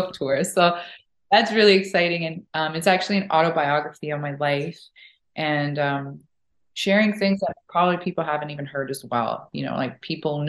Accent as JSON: {"language": "English", "town": "Saskatoon", "region": "Saskatchewan", "country": "Canada", "also_born_or_lived": "Florida", "said": "I'm from Saskatoon"}